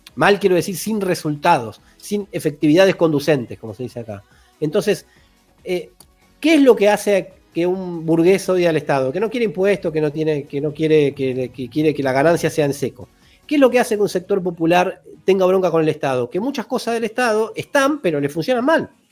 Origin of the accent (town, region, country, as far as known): Argentina